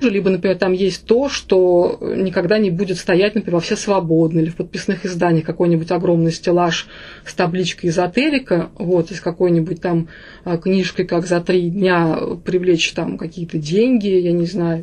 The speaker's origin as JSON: {"language": "Russian", "town": "Samara", "region": "Samara Oblast", "country": "Russia", "said": "я изначально из Самары, я самарская девочка, у меня все из Самары"}